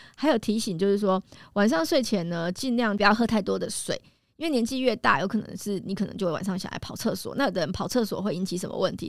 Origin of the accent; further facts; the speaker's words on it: Taiwan; 我们台湾人